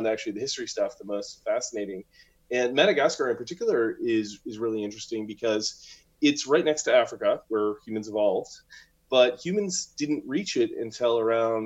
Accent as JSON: {"language": "English", "town": "Ottawa", "region": "Ontario", "country": "Canada", "moved": "yes", "said": "I'm from Ottawa originally"}